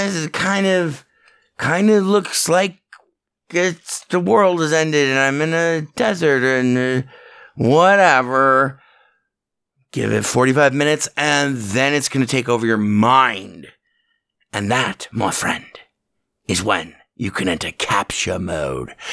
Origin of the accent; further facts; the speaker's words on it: Southern Nevada, United States; I was born in Southern Nevada.